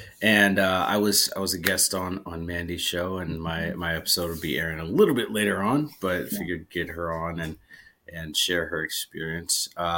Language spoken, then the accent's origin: English; Erie, Pennsylvania, United States; moved away as an adult; also born or lived in Alaska; just moved from Alaska. I was there for almost five years. And I'm not, you know, and I grew up in Erie, Pennsylvania. And so I'm used to the snow